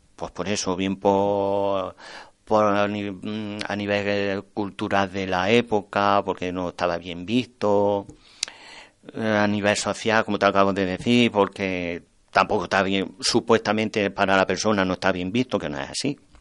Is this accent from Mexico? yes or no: no; Torreperogil, Andalusia, Spain; en mi pueblo